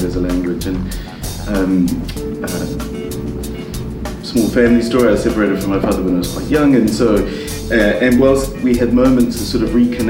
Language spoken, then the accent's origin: English; New Zealand; moved away; also born or lived in Italy / London; growing up in New Zealand